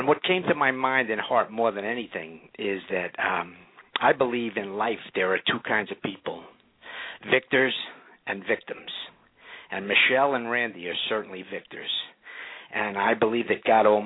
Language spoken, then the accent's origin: English; New York, United States; now in Orlando, United States; I was born and raised in New York